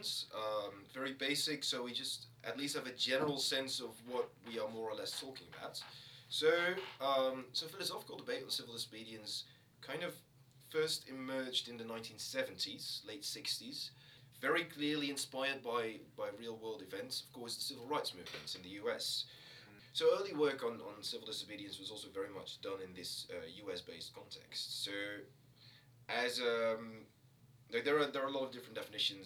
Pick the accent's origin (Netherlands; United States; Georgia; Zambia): Netherlands; moved away as an adult; now in Aberdeen, United Kingdom; I'm from the Netherlands